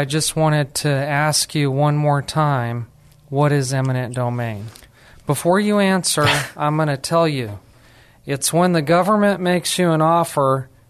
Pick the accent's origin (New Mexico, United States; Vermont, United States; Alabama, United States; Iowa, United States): New Mexico, United States; And I'm actually from New Mexico, where there's lots of barren land.